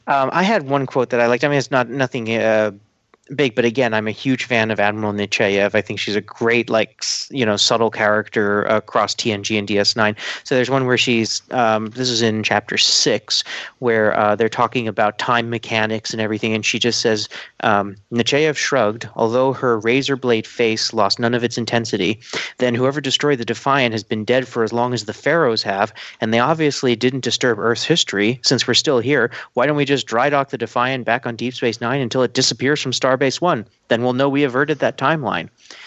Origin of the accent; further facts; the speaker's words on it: Ireland; I've always called him Cole Meany my entire life, but I'm Irish